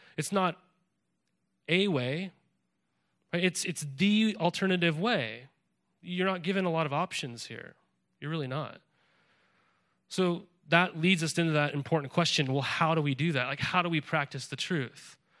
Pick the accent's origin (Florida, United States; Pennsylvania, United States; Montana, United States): Montana, United States; moved away as an adult; also born or lived in California; now in Willamette Valley, Oregon, United States; I grew up in Montana, and I would go fly fishing the Missouri River often